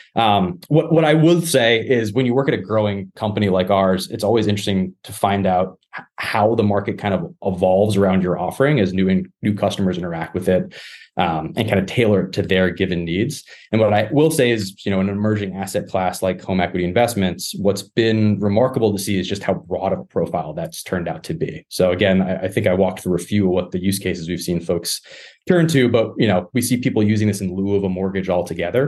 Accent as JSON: {"language": "English", "region": "Massachusetts", "country": "United States", "said": "my home state here in Massachusetts"}